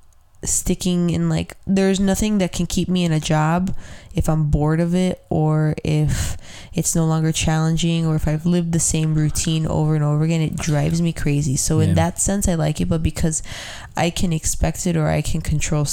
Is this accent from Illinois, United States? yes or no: yes; Chicago, Illinois, United States; I grew up in McKinley Park.